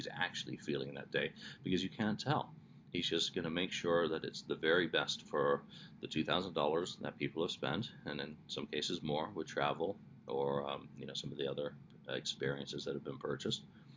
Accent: England, United Kingdom; I am English

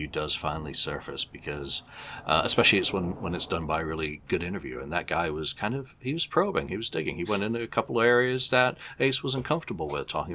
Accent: England, United Kingdom; an English guy

